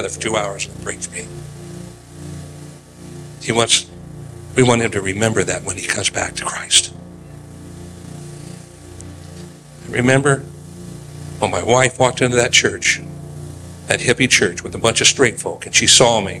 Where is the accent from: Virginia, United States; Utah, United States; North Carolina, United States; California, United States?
California, United States; Oakland; moved away; We were growing up in Oakland